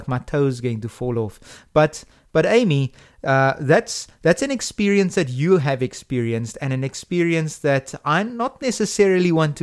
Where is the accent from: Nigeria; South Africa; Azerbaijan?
South Africa; Me as a South African